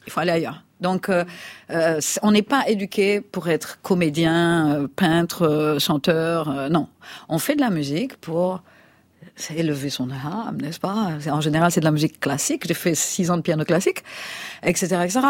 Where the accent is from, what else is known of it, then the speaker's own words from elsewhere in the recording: Martinique; moved away; je viens de la Martinique. Je n'avais pas honte de mes origines